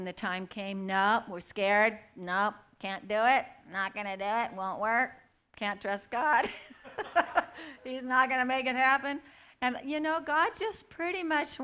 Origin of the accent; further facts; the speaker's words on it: Aberdeen, Washington, United States; also born or lived in Astoria, Oregon; now in Medford, United States; I grew up in Aberdeen, Washington, a lot of rain.